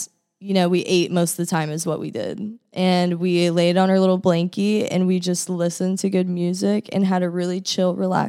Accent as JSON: {"language": "English", "town": "Austin", "region": "Texas", "country": "United States", "tie": "born or raised there", "moved": "yes", "said": "I'm from Austin."}